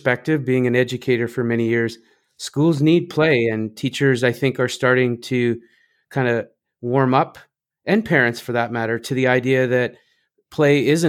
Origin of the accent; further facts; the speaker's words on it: Canada; I come from Canada, so I have a little bit of French, but it's pretty rusty.